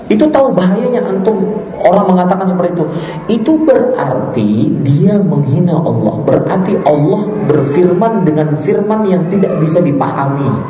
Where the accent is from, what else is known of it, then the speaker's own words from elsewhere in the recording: Banjarmasin, South Kalimantan, Indonesia; Uh, saya dari Banjarmasin harus sekolah ke Jawa.